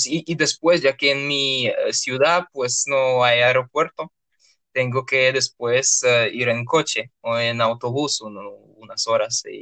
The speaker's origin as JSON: {"language": "Spanish", "region": "Urals", "country": "Russia", "tie": "born there", "second_language": "Spanish", "said": "la ciudad donde yo nací tiene dos partes básicamente. Está en ah, eh, los Montes Urales que es eh, una frontera natural entre Europa y Asia, y pues tiene dos partes, eh, la parte europea y la parte asiática."}